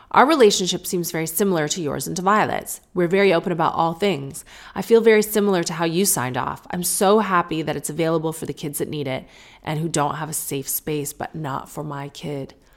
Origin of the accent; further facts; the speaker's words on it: St. Catharines, Ontario, Canada; right near where we grew up in Saint Catharines, Ontario